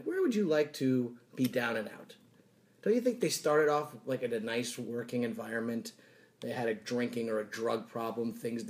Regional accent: New Orleans, Louisiana, United States; I grew up in New Orleans.

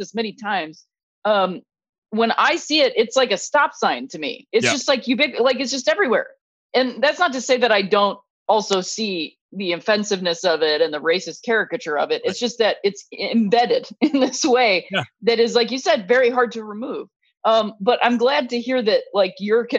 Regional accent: Akron, Ohio, United States; I grew up in Akron

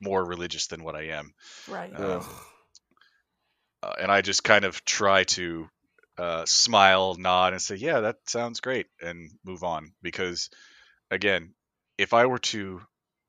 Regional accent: Florida, United States; moved away; I'm originally from Florida

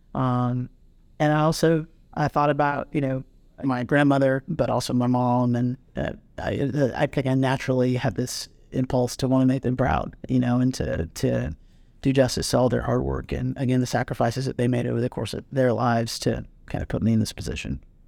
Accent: Durham, North Carolina, United States; I'm from North Carolina, you know, from, from Durham and, you know, almost always from, you know, in and around Durham County.

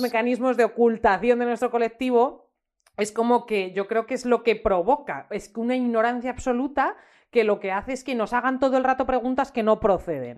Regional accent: Ávila, Castile and León, Spain; soy de Ávila y no sé decir palabras que no son casticísimas

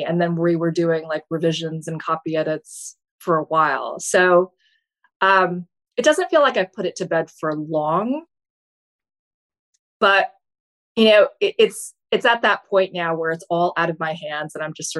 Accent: Fargo, North Dakota, United States; now in Baltimore, United States; my hometown, which is Fargo

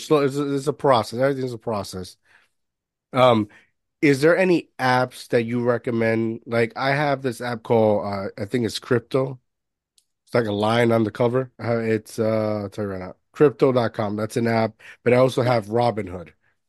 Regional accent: Jersey City, New Jersey, United States; Like I'm from New Jersey, Jersey City

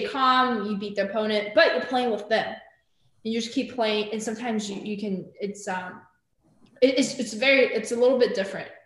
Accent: Arcadia, California, United States; I grew up in Arcadia

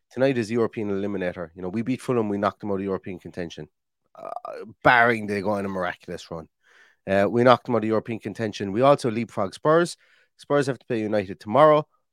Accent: Limerick, Munster, Ireland; I was from Limerick

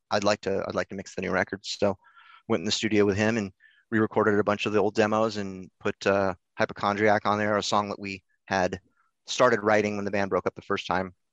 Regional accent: Oregon, United States; Because we're from Southern Oregon, so it's it's kind of a little bit. We're almost we're almost in California.

